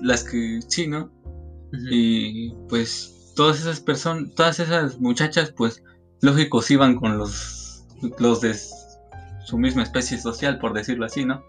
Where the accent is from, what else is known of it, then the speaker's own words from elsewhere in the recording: Cadereyta, Querétaro, Mexico; also born or lived in Xilitla; yo, yo soy de aquí, de Cadereyta